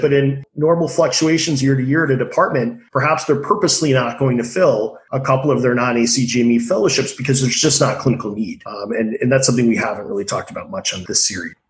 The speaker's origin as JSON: {"language": "English", "region": "Massachusetts", "country": "United States", "tie": "born or raised there", "said": "I grew up on the Mass Turnpike"}